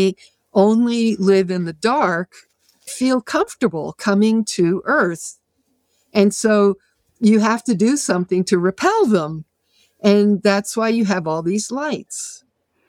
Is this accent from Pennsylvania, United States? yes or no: no; Massachusetts, United States